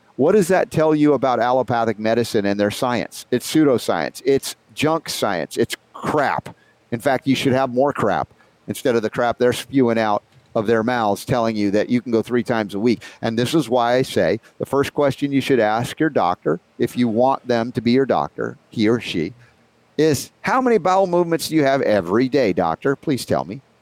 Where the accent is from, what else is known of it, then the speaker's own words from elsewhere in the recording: United States; as a young boy growing up in America on the standard American diet